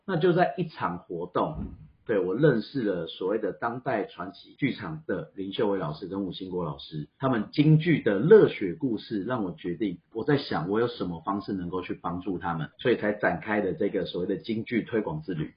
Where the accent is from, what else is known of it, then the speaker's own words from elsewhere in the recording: Taiwan; 我们台湾人